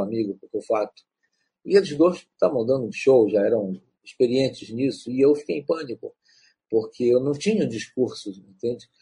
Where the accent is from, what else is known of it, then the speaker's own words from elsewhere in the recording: Pará, Brazil; eu sou um escritor do Pará, um escritor da Amazônia